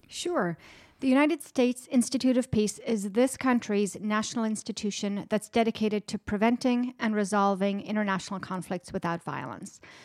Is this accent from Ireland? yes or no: yes; Ireland; moved away as an adult; now in Washington, D.C., United States; I'm originally from Ireland, born and raised. I grew up right on the border with Northern Ireland